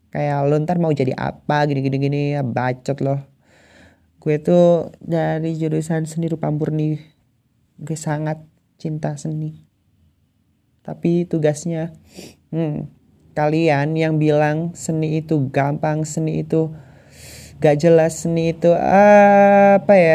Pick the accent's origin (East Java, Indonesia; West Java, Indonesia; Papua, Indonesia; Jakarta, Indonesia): East Java, Indonesia; Malang; aku asli orang Malang. Orang Malang asli lure. Orang Malang asli, tapi aku itu dari Kabupaten Malangnya